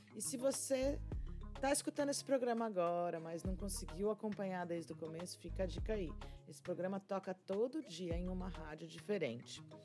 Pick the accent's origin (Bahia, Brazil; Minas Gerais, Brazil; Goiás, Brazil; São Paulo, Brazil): São Paulo, Brazil; São Carlos; moved away as an adult; also born or lived in Londrina, Paraná; São Carlos, no interior de São Paulo, minha terra natal